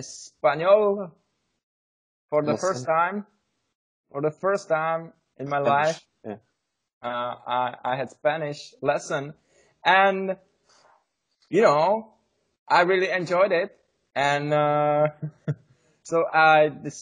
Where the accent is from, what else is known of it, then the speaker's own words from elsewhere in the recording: Czechia; English is a second language; Hey guys, we are brothers from Czech Republic. We want to improve our skills of English.